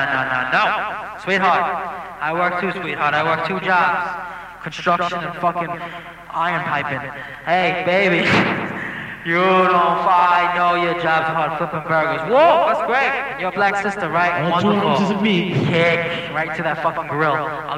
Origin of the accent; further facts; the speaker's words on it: Brooklyn, New York, United States; Trust me. I'm from Brooklyn.